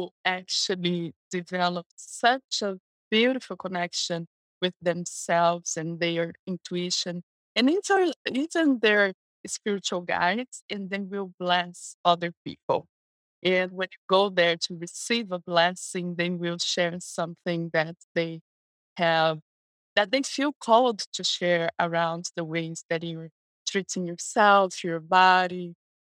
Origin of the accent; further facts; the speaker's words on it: Brazil; English is a second language; also born or lived in West Coast, United States; now in United States; So I was raised in Brazil. That's where I'm from.